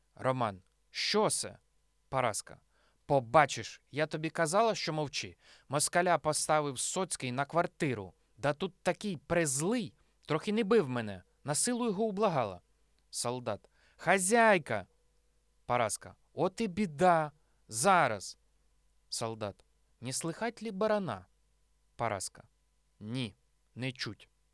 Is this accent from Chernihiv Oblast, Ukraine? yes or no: yes; Nizhyn, Chernihiv Oblast, Ukraine; моєму рідному місті Ніжині